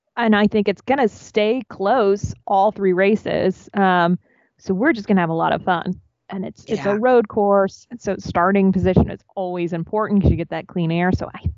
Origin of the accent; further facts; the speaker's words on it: Midwest, United States; because we are from the Midwest.